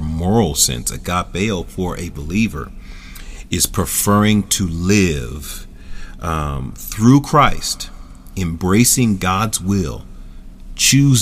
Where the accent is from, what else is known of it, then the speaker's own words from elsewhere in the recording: Philadelphia, Pennsylvania, United States; Philadelphia, my hometown